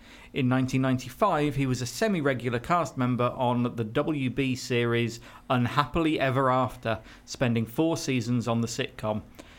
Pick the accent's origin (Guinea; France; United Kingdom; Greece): United Kingdom